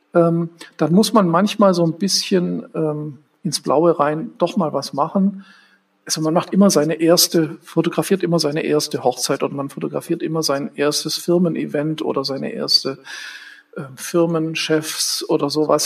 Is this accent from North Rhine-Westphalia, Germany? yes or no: no; Stuttgart, Baden-Württemberg, Germany; moved away as an adult; now in Berlin, Germany; Ich bin ja in Stuttgart aufgewachsen